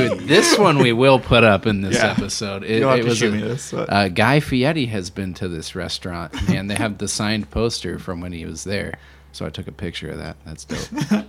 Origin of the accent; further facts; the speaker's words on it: Hawaii, United States; Especially being Hawaiian, you're like, all right.